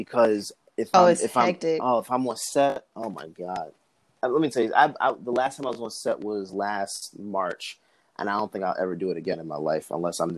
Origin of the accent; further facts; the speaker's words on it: Georgia, United States; also born or lived in Newark, New Jersey; I was born in Newark, New Jersey. I stayed up there till I was 2. Moved down here. All I pretty much know is Georgia